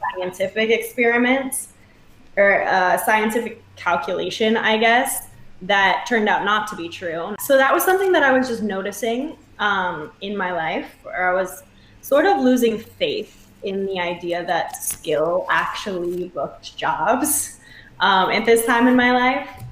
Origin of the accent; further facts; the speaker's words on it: Michigan, United States; moved away as an adult; now in New York, United States; I'm from Michigan, born and raised. Lived there till I was 18 with my amazing family.